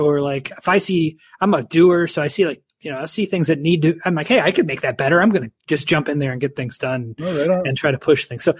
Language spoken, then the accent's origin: English; Dayton, Ohio, United States; So I grew up in Dayton, Ohio in the U.S.